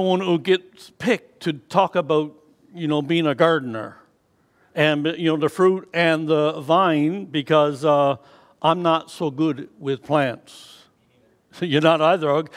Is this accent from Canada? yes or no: yes; Newfoundland and Labrador, Canada; moved away; growing up in Newfoundland